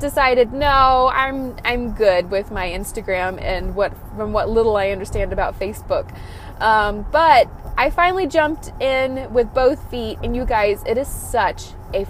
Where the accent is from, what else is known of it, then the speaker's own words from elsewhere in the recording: Texas, United States; I'm from Texas